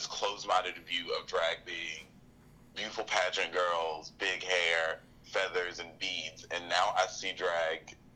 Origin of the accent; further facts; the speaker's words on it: Pell City, Alabama, United States; now in Birmingham, United States; I'm originally from Pell City, Alabama, but I currently live in Birmingham